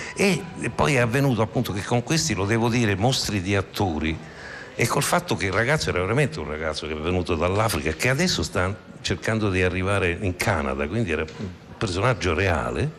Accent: Rome, Lazio, Italy; io sono romano

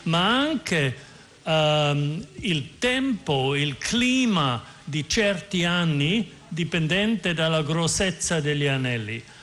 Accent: Austria; Italian is a second language; now in United States; Io sono austriaco e vivo in America

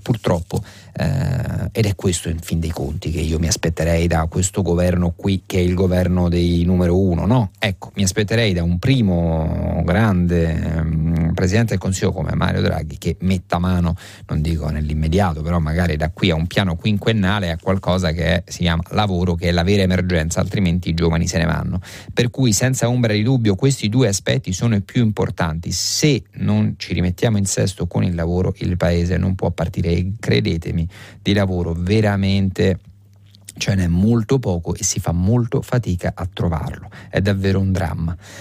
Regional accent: Rome, Lazio, Italy; lo dico da romano

